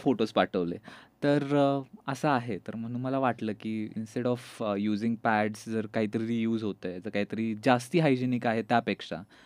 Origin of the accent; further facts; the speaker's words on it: Satara, Maharashtra, India; now in Pune, India; मी जरी आत्ता पुण्यात असलो तरी मी जसं तू बोलली मी बेसिकली साताऱ्याचं आहे आणि सातारला एका छोट्याशा गावातून